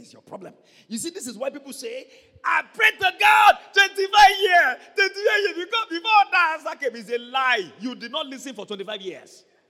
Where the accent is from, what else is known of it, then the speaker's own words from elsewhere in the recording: Ibadan, Oyo, Nigeria; I was born in Ibadan. I was bred in Ibadan. Primary school, nursery school, secondary school, Ibadan.